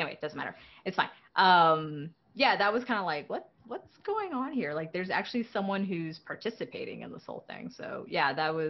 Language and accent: English; Texas, United States; Hey, I'm from Texas too.